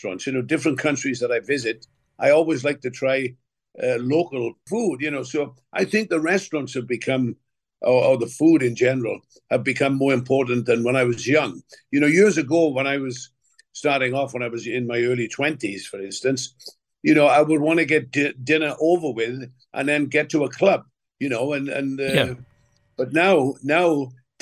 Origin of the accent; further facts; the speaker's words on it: Wales, United Kingdom; there was quite a few factories in my hometown